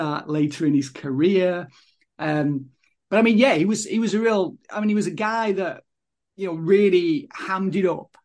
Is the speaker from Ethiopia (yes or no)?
no; the north of England, United Kingdom; accent: northern; my northern accent